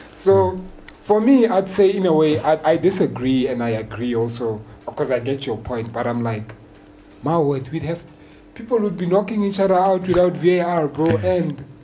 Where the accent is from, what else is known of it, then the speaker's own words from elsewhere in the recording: South Africa; I'm a South African